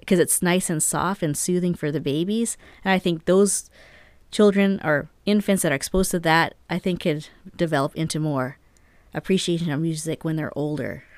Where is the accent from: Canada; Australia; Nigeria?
Canada; now in New Mexico, United States; being Canadian